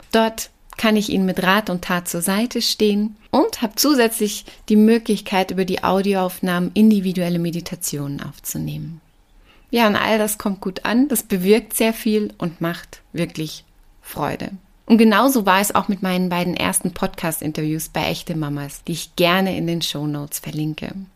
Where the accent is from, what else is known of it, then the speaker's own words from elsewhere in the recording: Black Forest, Baden-Württemberg, Germany; moved away as an adult; now in Rosenheim, Germany; Ursprünglich komme ich aus dem Schwarzwald und bin gebürtige Partnerin. Der Kenner hört das vielleicht ab und an noch raus, selbst wenn ich seit bald 20 Jahren in Bayern lebe.